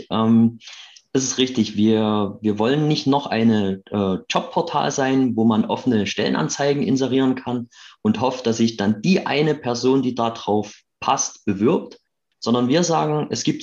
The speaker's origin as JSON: {"language": "German", "town": "Chemnitz", "region": "Saxony", "country": "Germany", "said": "Ähm, ich bin Chemnitzer aus der ähm, Arbeiterstadt im schönen Sachsen."}